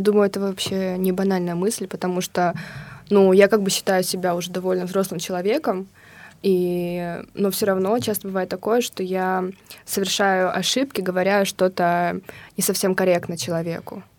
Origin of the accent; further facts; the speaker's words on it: Kazakhstan; now in Russia; я из Казахстана